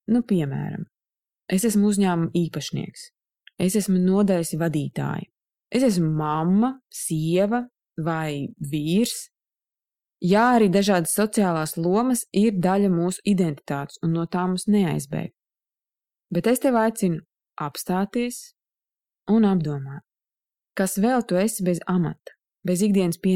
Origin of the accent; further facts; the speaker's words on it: Saldus, Saldus Municipality, Latvia; moved away as an adult; now in Riga, Latvia; Es atceros sevi 19 gadu vecumā, es pārcēlos uz Rīgu no Saldus un uzsāku studijas.